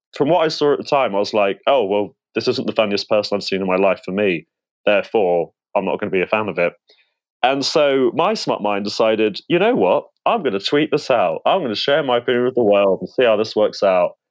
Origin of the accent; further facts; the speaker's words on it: United Kingdom; I'm British